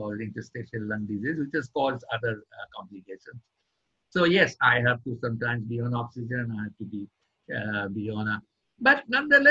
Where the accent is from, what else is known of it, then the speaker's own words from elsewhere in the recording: Kolkata, West Bengal, India; now in Delhi, India; originally born and brought up in Calcutta. I came to Delhi when my father was transferred here, and then I did my university in Delhi